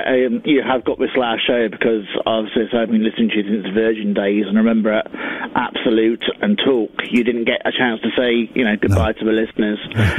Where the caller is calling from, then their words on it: Guernsey; I'm calling in from Guernsey.